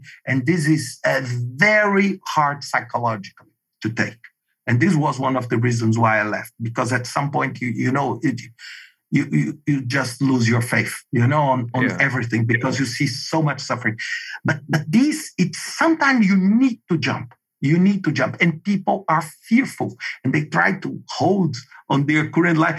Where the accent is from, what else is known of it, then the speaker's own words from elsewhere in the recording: Brazil; English is a second language; moved away as an adult; also born or lived in Denmark; for me with this Brazilian, living in a traditional state in Brazil